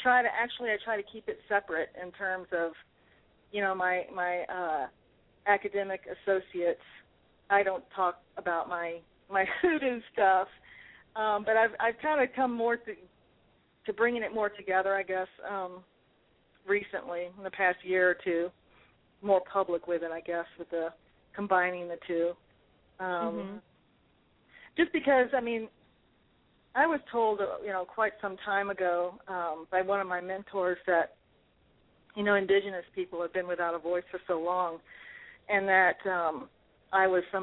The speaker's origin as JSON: {"language": "English", "town": "New Orleans", "region": "Louisiana", "country": "United States", "tie": "born or raised there", "said": "I grew up in New Orleans"}